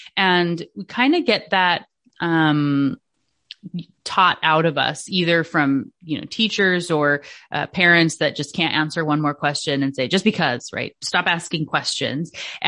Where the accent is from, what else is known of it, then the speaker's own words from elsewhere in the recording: Washington, United States; also born or lived in Alaska; In Washington State. So I'm originally from Alaska.